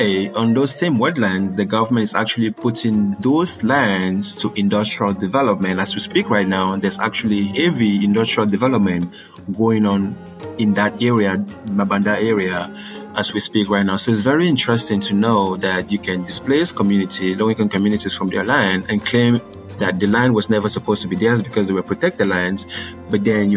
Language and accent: English; Cameroon; moved away as an adult; now in United States; I'm from Cameroon